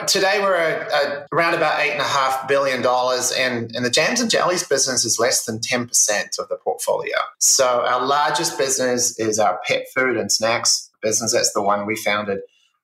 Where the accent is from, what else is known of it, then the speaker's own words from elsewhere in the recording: New Zealand; moved away as an adult; now in United States; I grew up in New Zealand, it's a small country, 5 million people